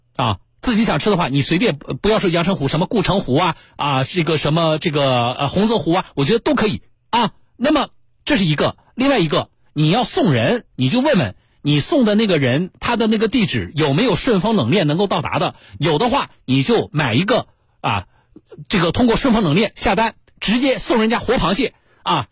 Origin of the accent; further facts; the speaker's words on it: Jiangsu, China; 我们江苏人